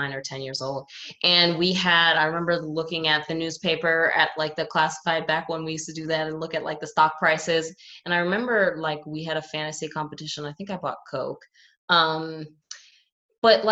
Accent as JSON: {"language": "English", "town": "New York City", "region": "New York", "country": "United States", "tie": "born or raised there", "said": "And I grew up in New York City, which is obviously like the finance hub of the world"}